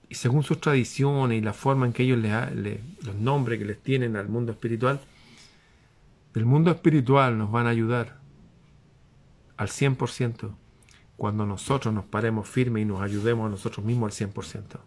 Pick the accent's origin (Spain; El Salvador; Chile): Chile; mi país